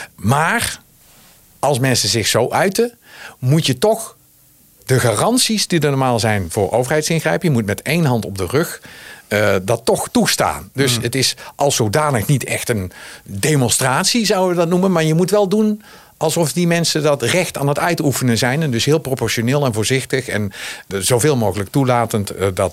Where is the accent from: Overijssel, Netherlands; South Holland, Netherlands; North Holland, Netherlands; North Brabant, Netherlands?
North Brabant, Netherlands; Zundert; accent: regional; moved away; Ik zelf kom ook uit, de, eh, zoals je kunt horen aan mijn stem, uit de regio. Uit een regio.